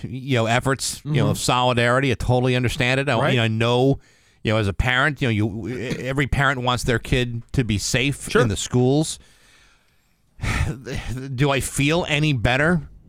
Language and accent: English; Connecticut, United States; Yeah, well, I mean, growing up in Connecticut, it's like a different world down there.